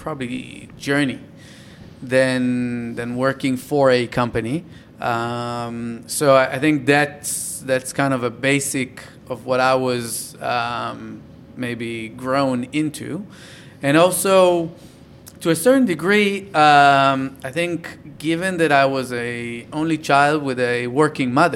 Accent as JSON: {"language": "English", "town": "Tel Aviv", "region": "Tel Aviv District", "country": "Israel", "tie": "born or raised there", "also_born_or_lived": "a moshav, Israel", "said": "I was raised in Tel Aviv."}